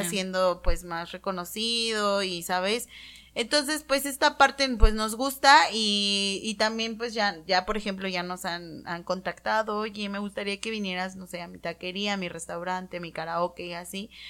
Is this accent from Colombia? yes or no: no; Tehuacán, Puebla, Mexico; nosotras somos originarias de Tehuacán